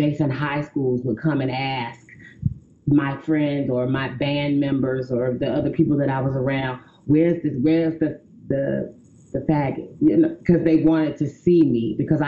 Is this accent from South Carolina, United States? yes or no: yes; South Carolina, United States; I'm from South Carolina, and in my community, I immediately became, for lack of a better phrasing, the town sissy